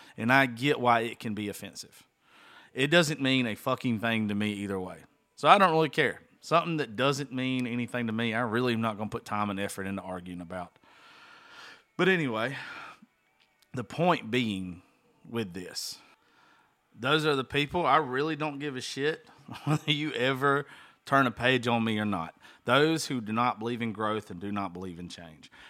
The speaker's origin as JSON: {"language": "English", "region": "small town Georgia", "country": "United States", "tie": "born or raised there"}